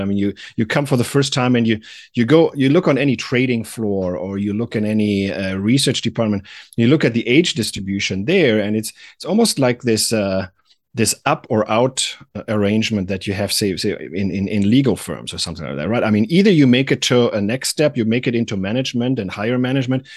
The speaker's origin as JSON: {"language": "English", "country": "Germany", "also_born_or_lived": "Atlanta", "moved": "as an adult", "lives_now": "United States", "said": "I'm originally from Germany. And I came to the United States in the, uh, late nineties"}